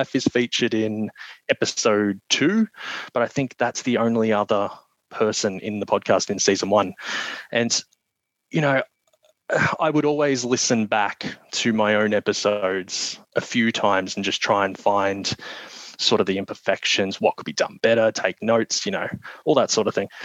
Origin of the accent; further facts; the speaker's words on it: Australia; accent: Australian; my Australian accent